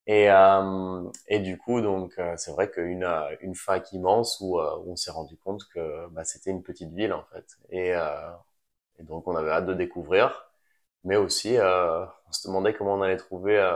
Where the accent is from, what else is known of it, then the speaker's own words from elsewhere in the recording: Nouvelle-Aquitaine, France; j'ai grandi ici en, en France donc dans le Pays Basque j'ai mes deux parents qui sont français